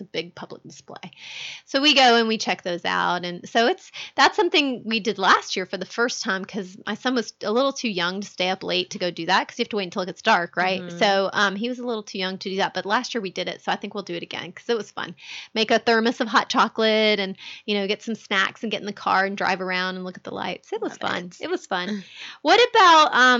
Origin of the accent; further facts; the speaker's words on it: Georgia, United States; I grew up in Georgia where we almost never had snow for Christmas